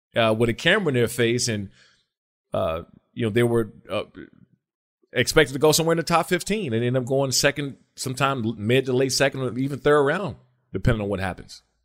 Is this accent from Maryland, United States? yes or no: yes; Maryland, United States; I grew up in, in Maryland